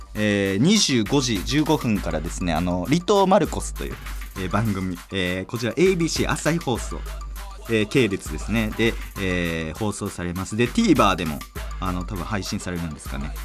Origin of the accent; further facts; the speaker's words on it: Nara, Japan; moved away; うちの両親はもう、あのー、ちょっと奈良やったんですけど、もともと。島根に引っ越しまして